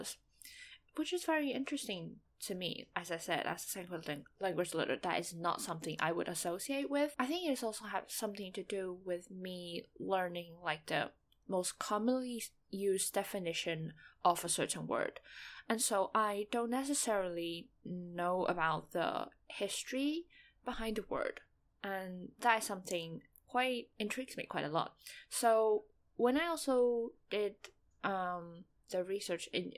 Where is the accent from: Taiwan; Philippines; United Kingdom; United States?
Taiwan; first language Mandarin; English is a second language; in Taiwan, we mainly speak Mandarin. Taiwanese is a dialect. So yeah, Mandarin is my first language